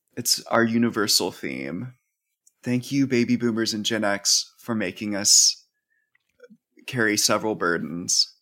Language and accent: English; the South, United States; growing up in the South.